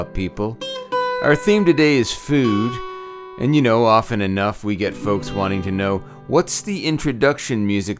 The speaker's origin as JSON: {"language": "English", "town": "Brampton", "region": "Ontario", "country": "Canada", "tie": "born or raised there", "said": "A recording made in my hometown of Brampton, Ontario"}